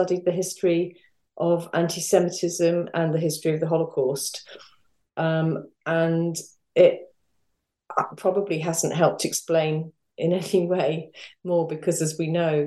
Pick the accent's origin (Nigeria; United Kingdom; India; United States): United Kingdom; London; I grew up in North London.